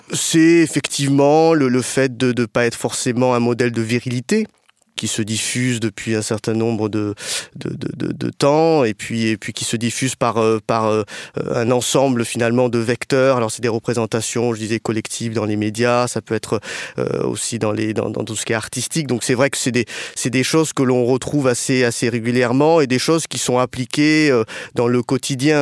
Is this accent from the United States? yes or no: no; France; je suis euh, franco-cambodgien, donc j'ai des origines cambodgiennes